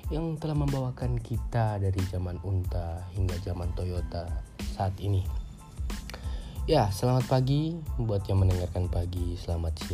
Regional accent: Gorontalo, Indonesia; born there; tapi saya lahirnya Indonesia tapi ya saya bangga jadi anak Indonesia saya lahir di Gorontalo Regency

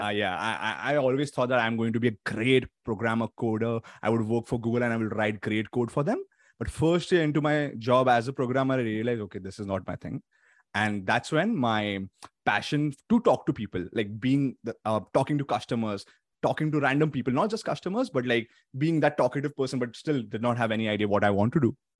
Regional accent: Mumbai, Maharashtra, India; moved away as an adult; now in Toronto, Canada; since my family is back in India, in the city of Mumbai, Uh, so I am from there

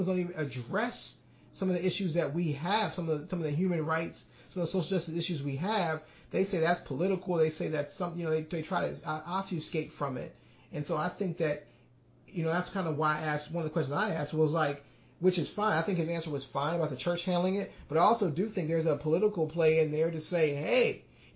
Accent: Saraland, Alabama, United States; I grew up in Saraland

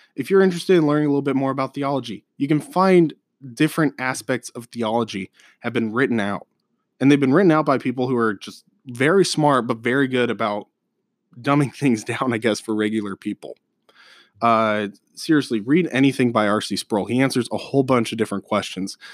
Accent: Colorado, United States; moved away as an adult; now in Omaha area, Nebraska, United States; I'm from Colorado

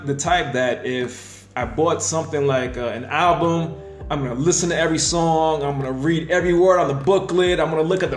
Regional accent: New York, United States; growing up in New York

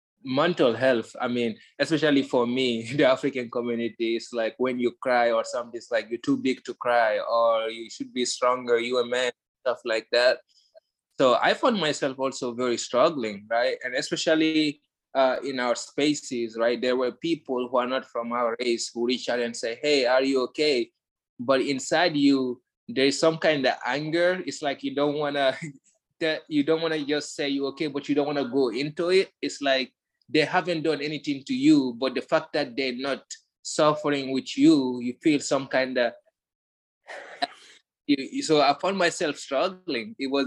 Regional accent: Guinea; one thing, growing up in Guinea, I grew up with a sense of pride and stuff.

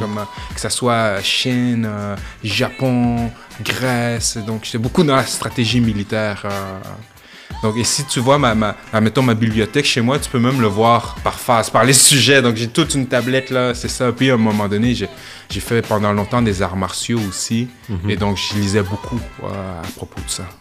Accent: Quebec City, Quebec, Canada; quand j'étais jeune à Limoilou, tu sais, admettons fin primaire, à l'âge de pouvoir partir tout seul

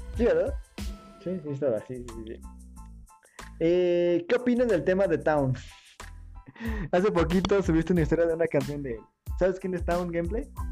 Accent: Querétaro, Mexico; yo soy de Querétaro

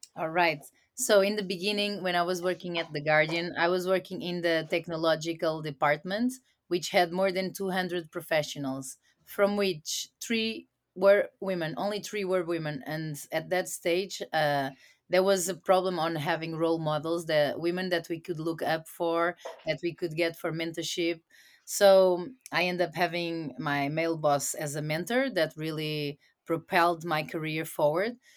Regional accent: Portugal; moved away as an adult; also born or lived in United States / Latin America; I was sent back to my home country to Portugal, where I'm staying right now

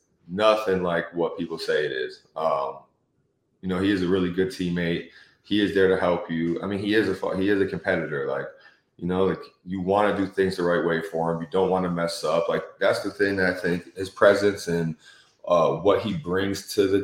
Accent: Detroit, Michigan, United States; moved away; I grew up in Metro Detroit

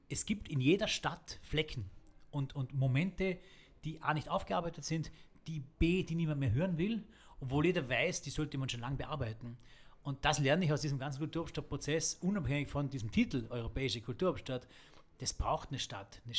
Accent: Bludenz, Vorarlberg, Austria; wir sitzen hier in Bludenz, in meiner Heimatstadt, ähm, was eine alte Eisenbahnerstadt war

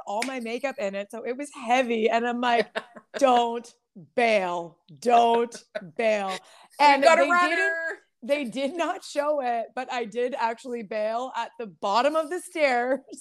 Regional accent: Windsor, Ontario, Canada; I'm from the South, such a small town. Yeah. Windsor and Essex County

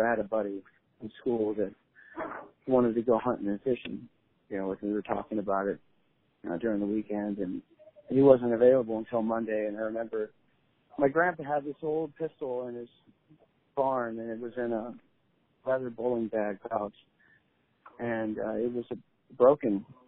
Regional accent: Shelton, Washington, United States; I come from Shelton, Washington

